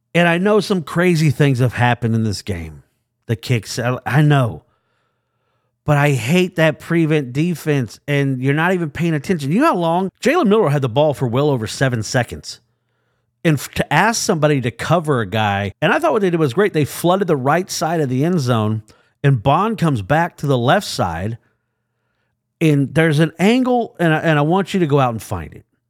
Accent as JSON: {"language": "English", "region": "Oklahoma", "country": "United States", "tie": "born or raised there", "moved": "yes", "lives_now": "Alabama, United States", "said": "growing up in Oklahoma and then moving to Alabama"}